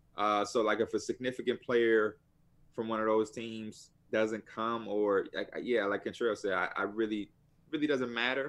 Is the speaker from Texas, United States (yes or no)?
yes; Houston, Texas, United States; Oh, I'm from Houston, so I'm considered.